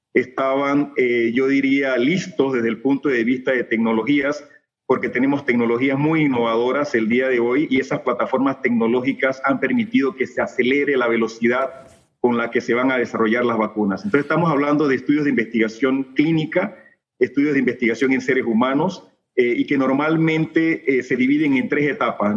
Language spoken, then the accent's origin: Spanish; Panama; nuestra expectativa como médicos panameños, como investigadores panameños